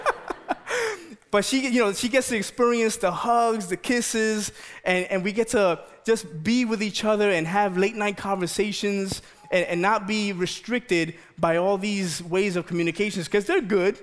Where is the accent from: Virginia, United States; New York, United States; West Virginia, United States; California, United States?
New York, United States; New York City; moved away; also born or lived in Maryland; I'm born and raised in the Bronx.